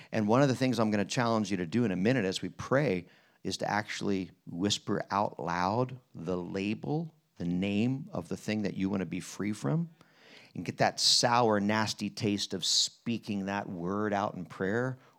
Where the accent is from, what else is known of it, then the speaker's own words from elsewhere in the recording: Harrisburg, Pennsylvania, United States; that Bund Journal guy was my pastor growing up in Harrisburg